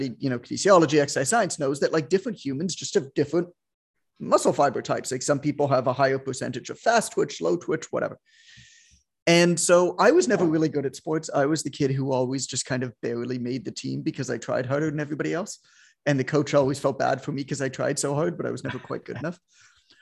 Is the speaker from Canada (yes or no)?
yes; Toronto, Ontario, Canada; I'm Canadian